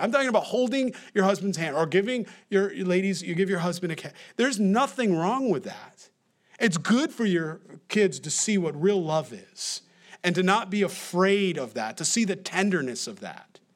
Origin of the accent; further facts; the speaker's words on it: New York, United States; accent: New York; My accent, my New York accent